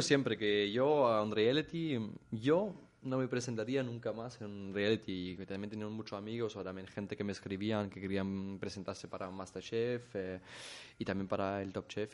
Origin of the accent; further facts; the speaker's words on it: Germany; Spanish is a second language; moved away as an adult; now in Mallorca, Spain; vengo de Alemania